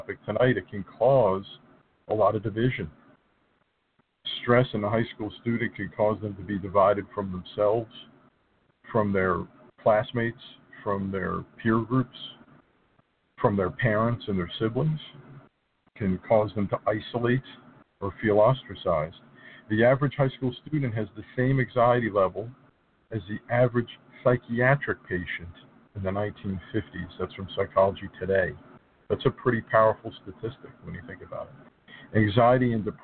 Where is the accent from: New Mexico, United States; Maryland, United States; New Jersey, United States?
New Jersey, United States; high schools in New Jersey. It's my home state